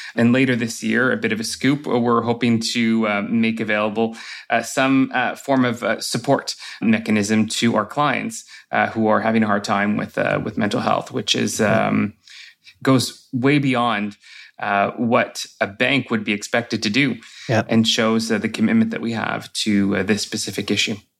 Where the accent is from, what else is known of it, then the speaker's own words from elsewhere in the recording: Sudbury, Ontario, Canada; I grew up in Sudbury